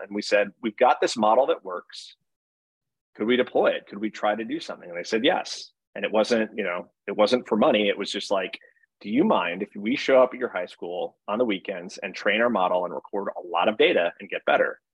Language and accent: English; Monroe, Connecticut, United States; I'm from Connecticut. I I think more than any other one place, and I went to a middle school that was called Chalk Hill, and Chalk Hill was in a town called Monroe, Connecticut